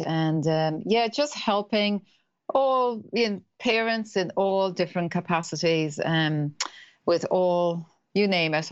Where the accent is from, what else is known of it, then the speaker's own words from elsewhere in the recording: Ireland; accent: Irish; moved away as an adult; now in New Zealand; I'm Irish, that's the accent